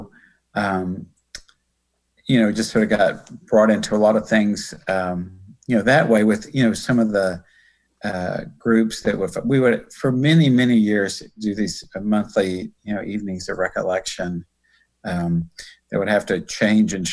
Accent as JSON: {"language": "English", "town": "Ashland City", "region": "Tennessee", "country": "United States", "tie": "born or raised there", "said": "I'm actually very, very, very near the place where I grew up. I mean, in a little town called Ashland City."}